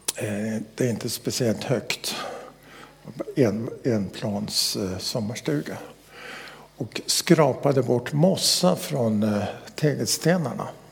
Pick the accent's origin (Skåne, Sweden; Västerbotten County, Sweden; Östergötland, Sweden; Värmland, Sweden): Västerbotten County, Sweden; När jag växte upp i Västerbotten